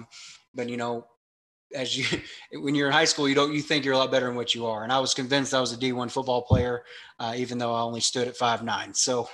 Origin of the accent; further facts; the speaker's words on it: Lexington, Kentucky, United States; also born or lived in Louisville, Kentucky; I'm from Kentucky. I was born in Louisville, Kentucky, but raised right outside of Lexington. Come from a big, big Catholic family on both sides.